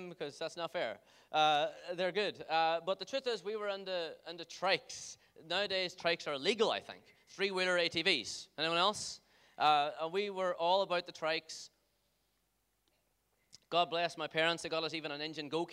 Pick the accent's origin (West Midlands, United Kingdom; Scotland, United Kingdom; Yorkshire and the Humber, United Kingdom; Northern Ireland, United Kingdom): Northern Ireland, United Kingdom; Dunamanagh; I grew up in Dunamana, and everybody say Dunamana